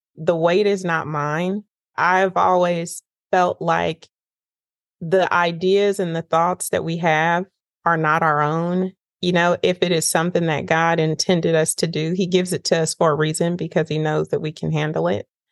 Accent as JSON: {"language": "English", "region": "Northern California", "country": "United States", "tie": "born or raised there", "moved": "as an adult", "lives_now": "Nashville, United States", "said": "I grew up in Northern California and I came to Nashville, Tennessee for pre med"}